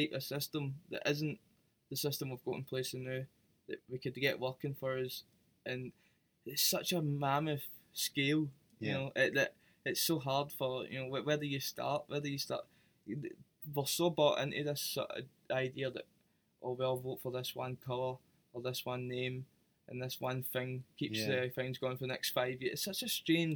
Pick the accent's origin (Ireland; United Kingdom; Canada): United Kingdom; Glasgow, Scotland; I love being Glaswegian. I love being in Scotland. I'm thankful that I'm Glaswegian. I'm thankful I'm Scottish.